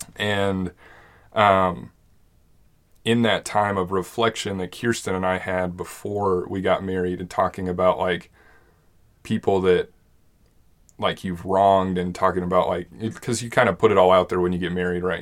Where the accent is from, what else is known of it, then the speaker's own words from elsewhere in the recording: Monument, Colorado, United States; we grew up in Monument